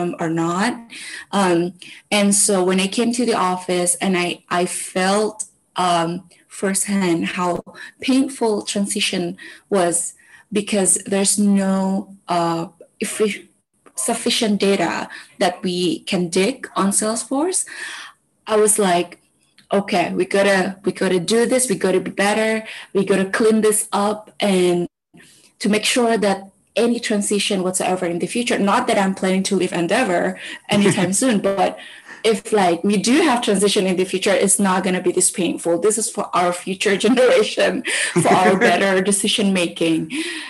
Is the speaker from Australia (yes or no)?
no; Indonesia; we here in Indonesia, most of us only have full name and nickname